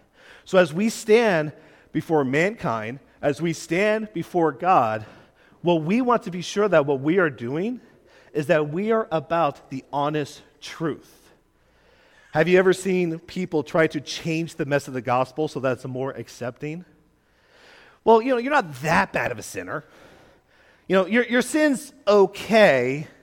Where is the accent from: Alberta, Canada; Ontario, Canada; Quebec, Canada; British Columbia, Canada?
Quebec, Canada; I grew up in Quebec as a missionary kid